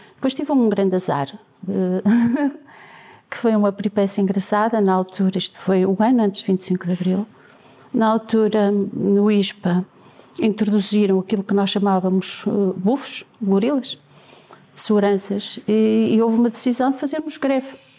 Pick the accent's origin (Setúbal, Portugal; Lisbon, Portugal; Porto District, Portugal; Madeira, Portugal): Porto District, Portugal; Penafiel; born or raised there